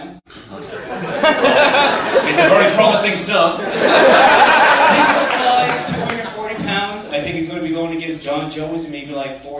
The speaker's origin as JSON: {"language": "English", "town": "Moncton", "region": "New Brunswick", "country": "Canada", "moved": "yes", "lives_now": "Montreal, Canada", "said": "I'm from New Brunswick, Moncton, and I moved here in February."}